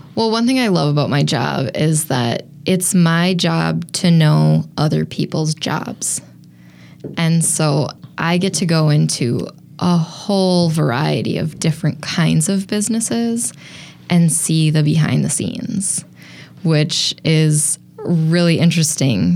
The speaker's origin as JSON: {"language": "English", "town": "Appleton", "region": "Wisconsin", "country": "United States", "tie": "born or raised there", "also_born_or_lived": "Colorado / Madison, Wisconsin", "moved": "as an adult", "lives_now": "Milwaukee, United States", "said": "I grew up in Appleton, and when I left Appleton after high school"}